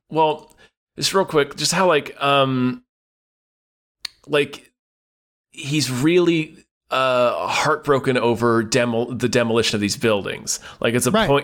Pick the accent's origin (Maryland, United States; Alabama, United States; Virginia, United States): Virginia, United States; Hampton Roads; where I grew up in Hampton Roads, we have Mount Trashmore